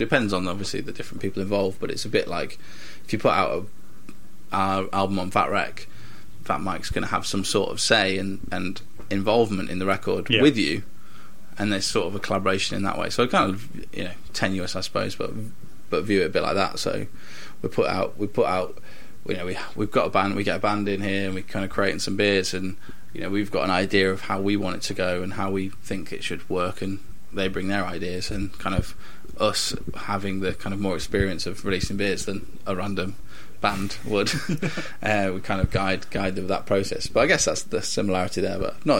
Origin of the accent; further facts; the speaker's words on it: Stafford, West Midlands, United Kingdom; I'm from Stafford.